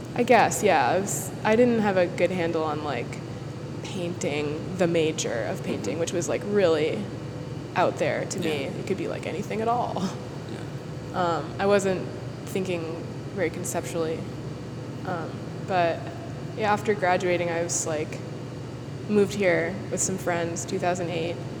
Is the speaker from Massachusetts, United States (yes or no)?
yes; Worcester, Massachusetts, United States; now in New York City, United States; I grew up in central Massachusetts